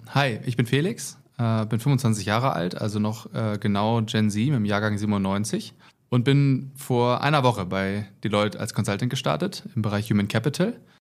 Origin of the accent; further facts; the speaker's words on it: Germany; moved away as an adult; now in Munich, Germany; Ich komme eigentlich aus der Nähe von Hamburg und wohne jetzt seit ein paar Jahren in München.